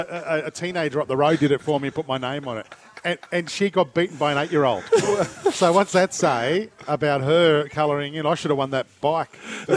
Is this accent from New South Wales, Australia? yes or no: yes; Sydney, New South Wales, Australia; now in Gold Coast, Australia; I grew up in the suburb in Sydney, Yagoona